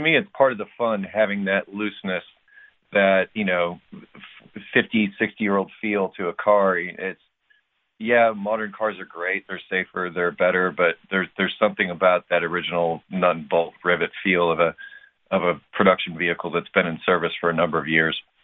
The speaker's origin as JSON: {"language": "English", "region": "Western New York", "country": "United States", "said": "I'm from Western New York"}